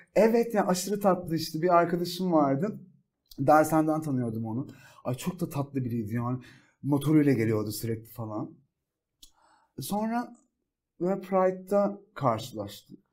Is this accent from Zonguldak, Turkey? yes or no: yes; Ereğli, Zonguldak, Turkey; moved away as an adult; now in Istanbul, Turkey; İstanbul'dan önce Zonguldak'ta doğup büyüdüm. Ee, Zonguldak Ereğli ilçesinde.